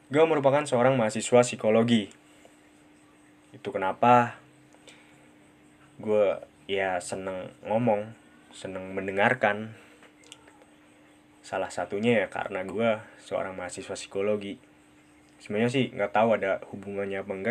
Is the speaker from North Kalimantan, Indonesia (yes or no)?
no; Central Java, Indonesia; accent: medok; gue ya gini rada medok karena gue tinggal di Purwokerto. Purwokerto ada di Jawa, Jawanya Jawa Tengah.